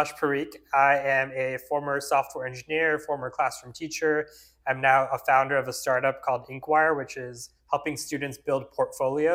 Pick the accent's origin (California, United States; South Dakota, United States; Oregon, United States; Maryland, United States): California, United States; Fremont; also born or lived in India; I grew up actually here in the Bay Area in Fremont. My family immigrated from India when I was 1 year old.